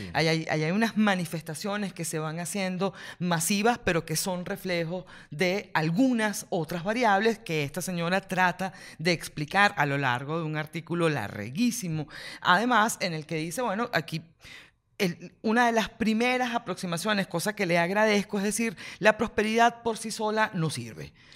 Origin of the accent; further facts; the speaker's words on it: Venezuela; somos los venezolanos